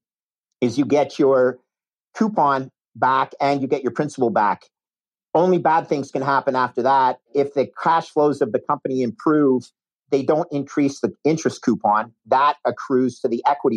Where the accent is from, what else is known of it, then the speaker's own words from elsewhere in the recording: Canada; moved away as an adult; also born or lived in United States / New York; I'm a Canadian